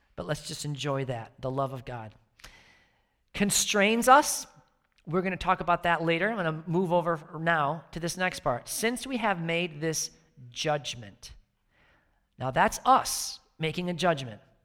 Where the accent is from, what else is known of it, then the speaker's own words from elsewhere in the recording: outside Chicago, Illinois, United States; moved away; I grew up outside Chicago